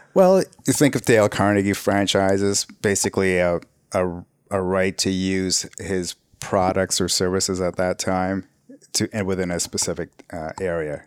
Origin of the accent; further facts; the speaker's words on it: Canada; also born or lived in Nairobi, Kenya; we came to Canada in nineteen seventy-three. So I was born in Nairobi, Kenya.